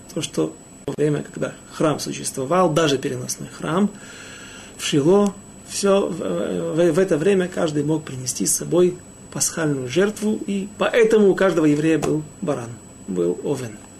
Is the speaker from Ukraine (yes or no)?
yes; Ukraine; я не из Молдавии, а с Украины